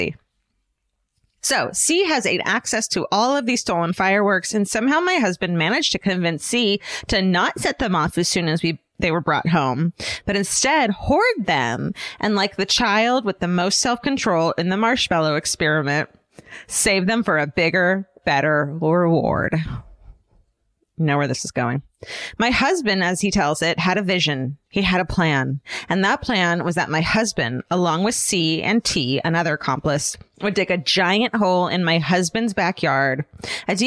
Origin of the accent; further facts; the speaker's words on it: California, United States; I'm from California